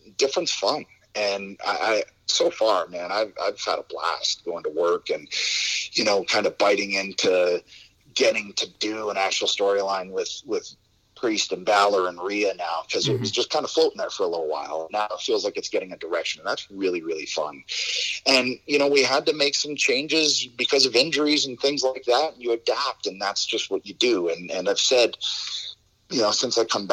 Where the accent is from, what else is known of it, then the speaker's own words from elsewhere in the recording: Toronto, Ontario, Canada; I can go back to my hometown in front of all my friends in Scotiabank Center